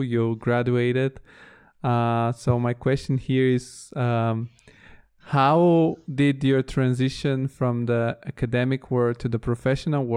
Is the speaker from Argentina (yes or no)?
no; Italy; also born or lived in Bulgaria; I left the country in the 2000s, and then I grew up in Italy